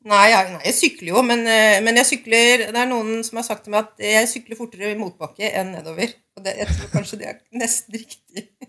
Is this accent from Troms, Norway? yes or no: no; Lillehammer, Innlandet, Norway; Jeg kommer fra Lillehammer